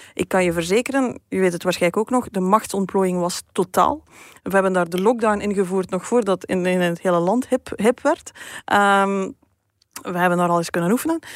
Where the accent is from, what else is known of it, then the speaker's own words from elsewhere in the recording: Beernem, Flanders, Belgium; moved away; uit de buurt van waar ik kom. Hè. Dat is eh, kanten van Beernem